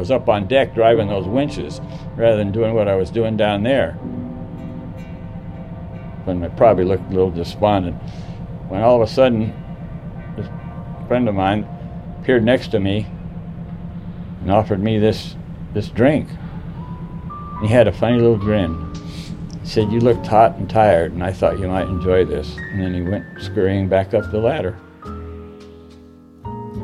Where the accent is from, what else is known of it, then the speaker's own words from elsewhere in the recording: San Pedro, California, United States; I was born in San Pedro, California in 1925